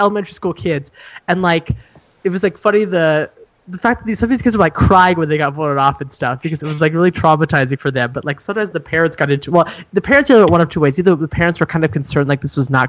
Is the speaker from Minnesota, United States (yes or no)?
no; Montana, United States; also born or lived in Germany / Chicago, Illinois; I am from Montana, live here now, but I went to school in Montana